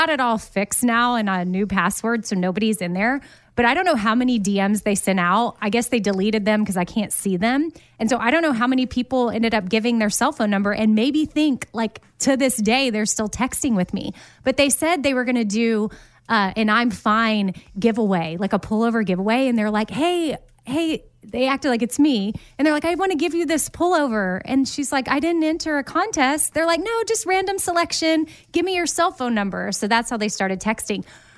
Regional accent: Austin, Texas, United States; And the number she was texting with was an Austin area code, which I was born and raised in Austin.

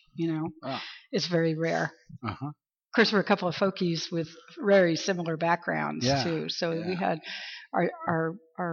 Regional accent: Long Hill, Maryland, United States; moved away; a more obscure town that I had lived in as a child, called Long Hill, Maryland

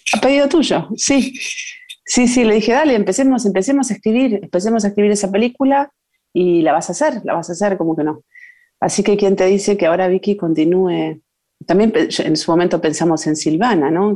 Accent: Buenos Aires, Argentina; also born or lived in Concordia, Entre Ríos / Chile; nací en Buenos Aires, en Capital. mi papá era entrerriano, entonces siempre la vida se repartió entre Buenos Aires y, el campo y, Entre Ríos y Concordia y alrededores.

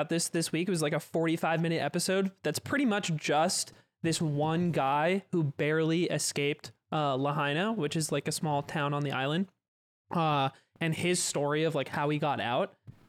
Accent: Kelowna, British Columbia, Canada; moved away; My hometown has gotten evacuated. Really? Kelowna in BC

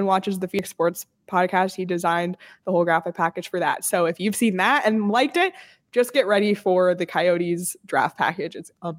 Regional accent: Canada; now in United States; As a Canadian, I can't even be mad because that was excellent and deserved. And as much as I am Canadian and from Canada, I'm also a longtime Arizona resident.

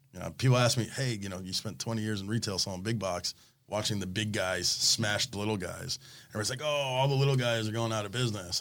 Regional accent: Coral Springs, Florida, United States; I grew up in Coral Springs

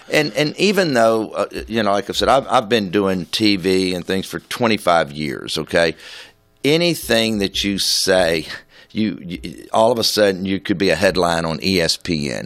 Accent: Houston, Texas, United States; to have been around so long in my hometown

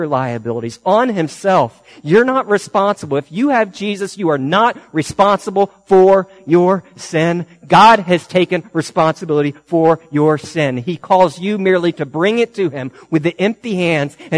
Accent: United States; I'm an American.

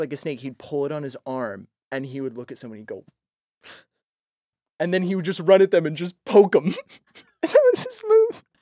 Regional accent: Boise, Idaho, United States; I'm from Boise, Idaho

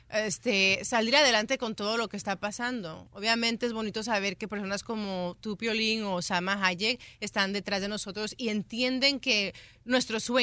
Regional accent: United States; toda mi vida aquí, entonces yo no conozco otro país más que Estados Unidos.

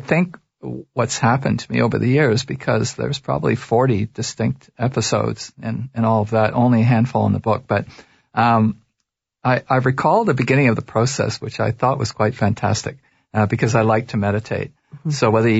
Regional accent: Toronto, Ontario, Canada; And I was raised in Toronto.

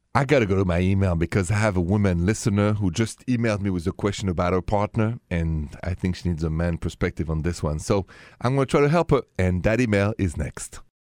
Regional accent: Paris, Île-de-France, France; accent: French; English is a second language; moved away; my accent, c'est français, straight from Paris

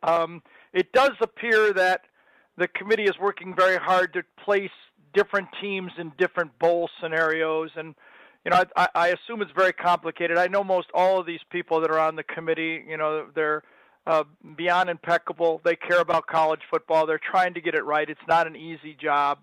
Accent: Michigan, United States; I grew up in Michigan

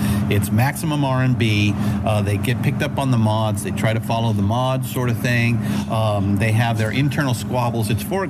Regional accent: California, United States; moved away; I grew up down there in Orange County, and I moved up here in the 90s, and I would never go back.

